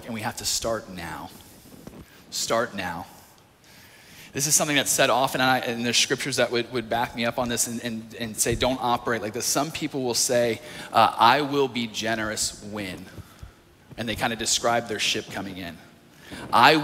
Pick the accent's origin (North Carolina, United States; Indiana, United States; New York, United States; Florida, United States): North Carolina, United States; moved away; I was in a youth group back in my hometown of North Carolina